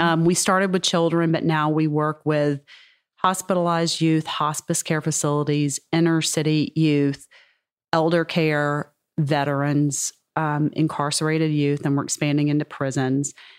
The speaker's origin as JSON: {"language": "English", "region": "Mississippi", "country": "United States", "said": "I am from Mississippi"}